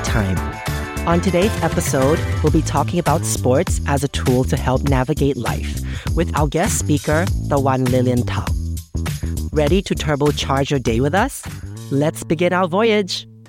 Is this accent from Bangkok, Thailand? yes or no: yes; Bangkok, Thailand; my parents are Chinese and, uh, I was born and raised in Bangkok